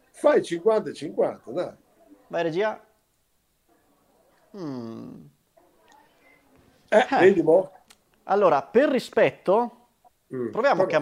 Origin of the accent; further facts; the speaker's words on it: Grezzana, Veneto, Italy; E sono di Grezzana.